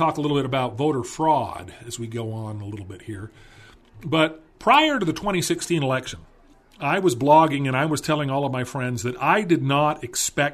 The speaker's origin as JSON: {"language": "English", "town": "Calabasas", "region": "California", "country": "United States", "tie": "born or raised there", "said": "I grew up in Calabasas, California"}